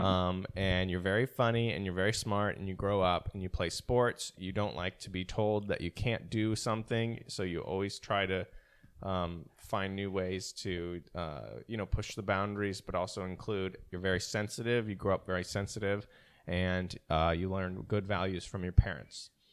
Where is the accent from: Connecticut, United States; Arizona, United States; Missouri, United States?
Missouri, United States; St. Louis; now in New York, United States; I was born in Saint Louis